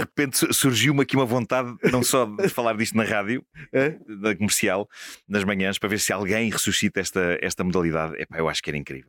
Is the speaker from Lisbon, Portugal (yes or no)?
yes; Lisbon, Portugal; eu cresci na Rua da Venezuela com vista para o bairro de Santa Cruz